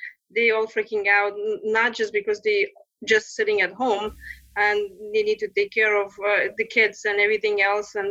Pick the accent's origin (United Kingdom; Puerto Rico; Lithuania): Lithuania; accent: Lithuanian; English is a second language; moved away as an adult; also born or lived in Texas; now in United States; my Lithuanian maiden name